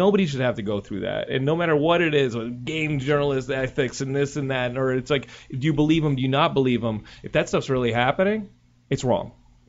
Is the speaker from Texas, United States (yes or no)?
yes; Texas, United States; now in California, United States; I'm from Texas